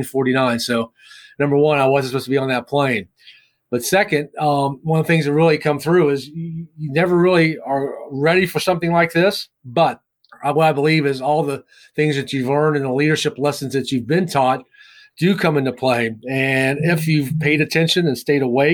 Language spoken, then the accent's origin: English; Winchester, Virginia, United States; Winchester, Virginia, my hometown